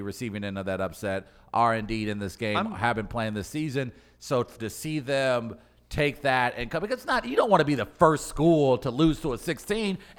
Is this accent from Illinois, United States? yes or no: no; Missouri, United States; I'm from Missouri